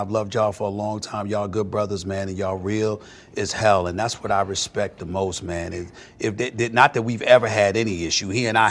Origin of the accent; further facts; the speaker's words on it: Hollis, New York, United States; I'm not trying to get into no fight or nothing like that, but I am from Hollis, Queens.